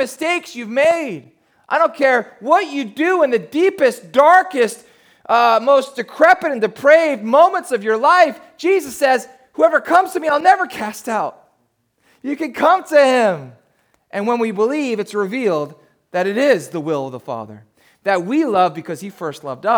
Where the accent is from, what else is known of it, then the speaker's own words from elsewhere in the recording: New Jersey, United States; I grew up down in South Jersey